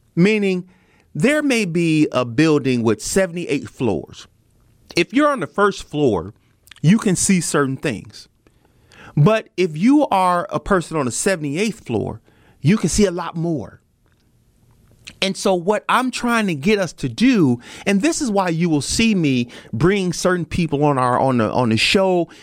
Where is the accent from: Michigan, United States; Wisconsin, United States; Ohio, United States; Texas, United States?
Wisconsin, United States; Milwaukee; my hometown